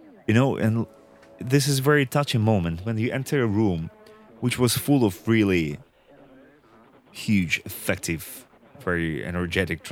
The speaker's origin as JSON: {"language": "English", "town": "Yekaterinburg", "region": "Sverdlovsk Oblast", "country": "Russia", "tie": "born or raised there", "said": "my hometown, Ekaterinburg"}